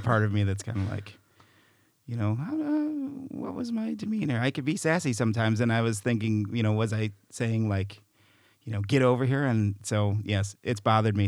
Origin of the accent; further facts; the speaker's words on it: Chicago, Illinois, United States; I'm from Chicago